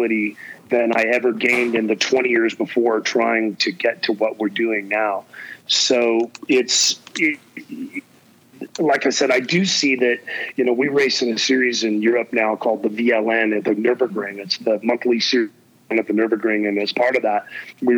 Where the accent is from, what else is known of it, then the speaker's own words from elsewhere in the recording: Orange County, California, United States; the guys that we grew up with around Orange County